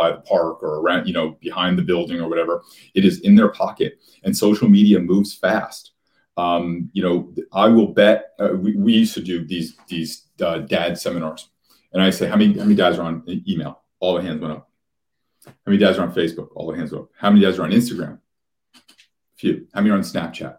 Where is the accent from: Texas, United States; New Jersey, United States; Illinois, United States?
New Jersey, United States; Union; I grew up in Union, New Jersey, which is a very blue collar kind of working class town right outside of Newark and Elizabeth